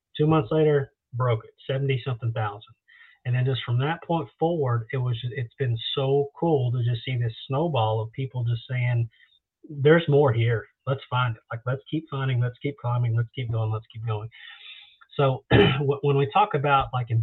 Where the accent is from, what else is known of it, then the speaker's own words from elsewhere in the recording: Texas, United States; I'm from Texas